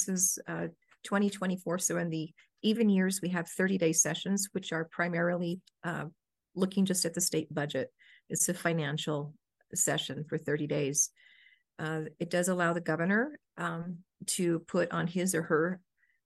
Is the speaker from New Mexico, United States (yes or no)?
yes; Albuquerque, New Mexico, United States; I'm a local, born and raised here in Albuquerque